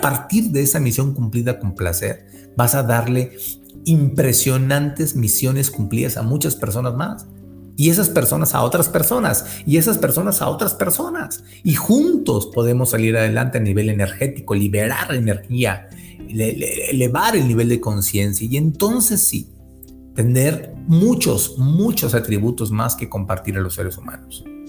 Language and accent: Spanish; Monterrey, Nuevo León, Mexico; yo también soy de Monterrey